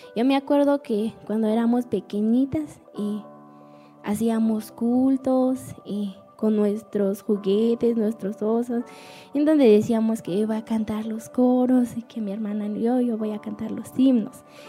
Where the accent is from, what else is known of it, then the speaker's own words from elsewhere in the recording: Nahualá, Sololá, Guatemala; somos de, de Nahualá, departamento de Sololá